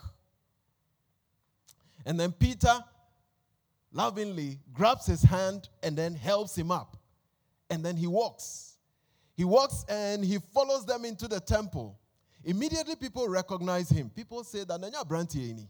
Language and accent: English; Accra, Greater Accra, Ghana; I consider myself an honorary Ghanaian because I was born in Accra.